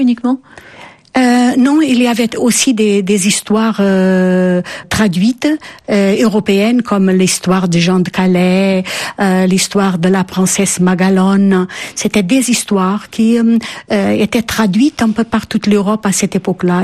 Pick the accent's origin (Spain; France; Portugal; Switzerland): Portugal; French is a second language; Je suis une fille de l'école républicaine portugaise.